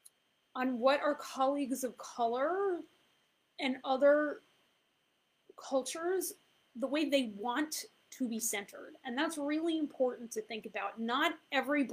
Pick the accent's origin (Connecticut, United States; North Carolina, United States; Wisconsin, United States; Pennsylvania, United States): Connecticut, United States; Fairfield County; also born or lived in Mexico; I was raised in Fairfield County, Connecticut